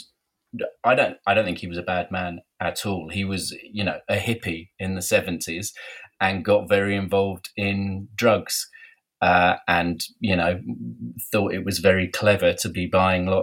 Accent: London, United Kingdom; also born or lived in Soho, London / Brighton; I was brought up in West London, in Fulham while I was a kid

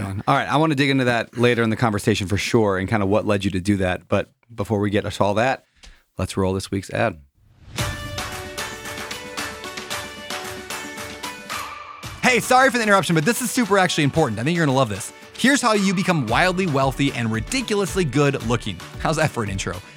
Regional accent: United States; as an American

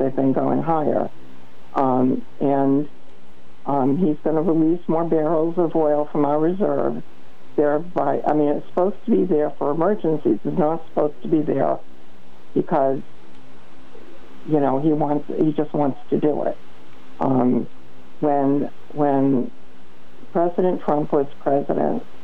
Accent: Preston, Connecticut, United States; I grew up in Preston

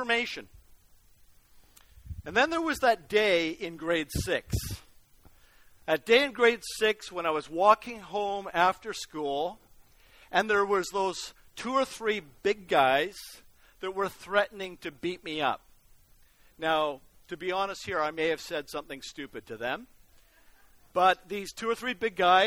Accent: Vancouver, British Columbia, Canada; when I was growing up in Vancouver

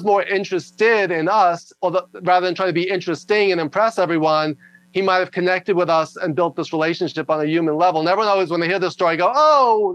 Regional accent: New York, United States; also born or lived in Los Angeles; I talk loud and fast because I'm from New York

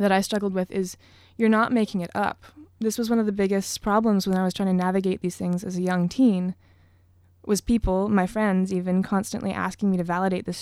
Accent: Vancouver, British Columbia, Canada; now in Victoria, Canada; growing up in Vancouver where there's not a lot of jazz

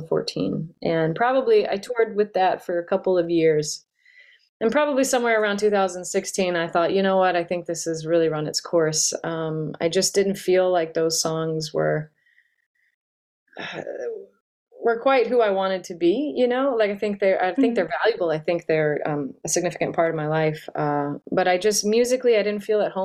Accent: North Louisiana, United States; now in New Orleans, United States; I grew up in North Louisiana

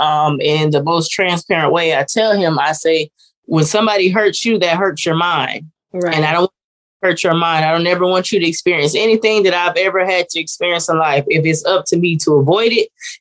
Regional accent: Jacksonville, Florida, United States; also born or lived in Decatur, Illinois; I was born in Decatur, Illinois, and I grew up in Jacksonville, Florida

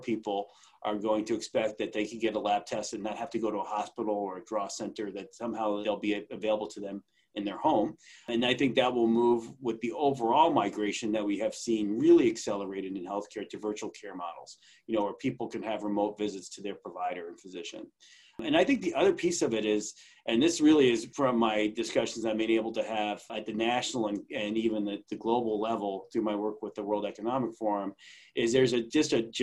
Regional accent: Long Island, New York, United States; I grew up on Long Island.

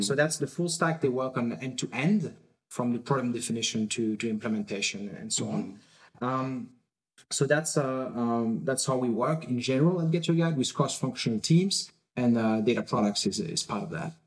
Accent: France; now in Berlin, Germany; I'm originally from France

